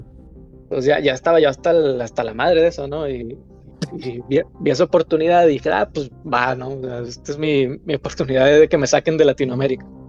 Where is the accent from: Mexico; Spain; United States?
Mexico; moved away as an adult; now in Hamburg, Germany; hemos tenido como mexicanos en el extranjero